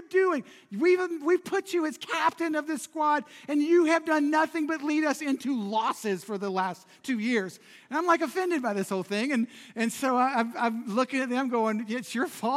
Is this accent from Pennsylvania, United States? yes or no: no; Charlotte, North Carolina, United States; It's the side of Charlotte that people avoid. And I grew up in the middle of it